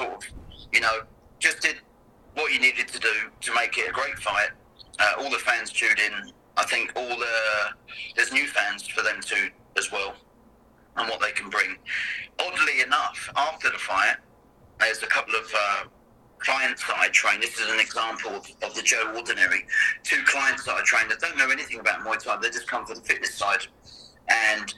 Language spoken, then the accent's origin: English; England, United Kingdom; moved away as an adult; now in Canada; I'm English